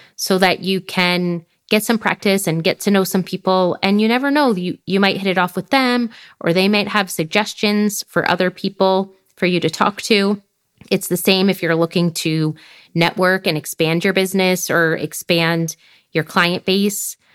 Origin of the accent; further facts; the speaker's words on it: United States; moved away as an adult; being from the U S